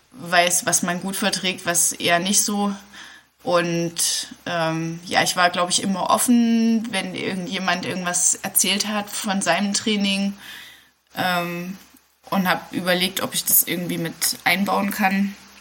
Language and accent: German; Dessau, Saxony-Anhalt, Germany; moved away as an adult; also born or lived in Jena; Also ich komme eigentlich aus Dessau und Sachsen-Anhalt, mhm. wo es so ganz flach ist